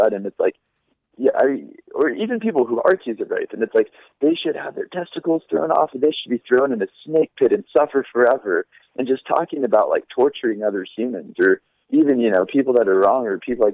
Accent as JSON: {"language": "English", "country": "United States", "said": "Now, I'm not saying I'm not an American"}